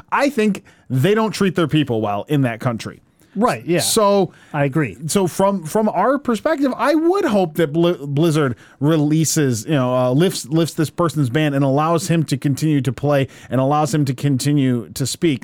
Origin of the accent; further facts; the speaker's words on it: United States; value the things I value as an American